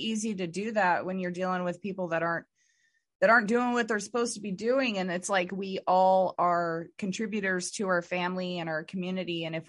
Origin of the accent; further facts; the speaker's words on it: Idaho, United States; he is out of Idaho, actually like really close to my hometown and where my heart still is. I'm trying to get back there. I'm clawing to get back there.